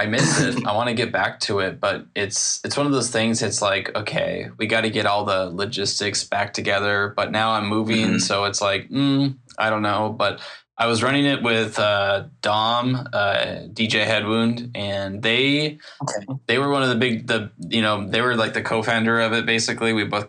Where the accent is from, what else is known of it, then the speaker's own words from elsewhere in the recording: Seattle, Washington, United States; I'm from Seattle. I'm probably going to be moving in a couple of months to Los Angeles, though